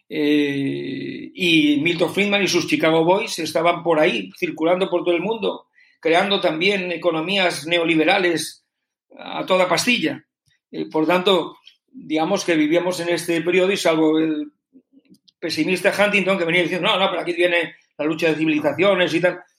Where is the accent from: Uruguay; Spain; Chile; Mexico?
Spain; como ciudadano español